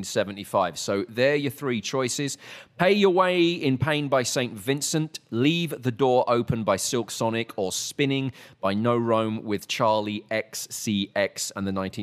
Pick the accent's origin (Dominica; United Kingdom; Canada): United Kingdom; also born or lived in New York; now in Texas, United States; I was British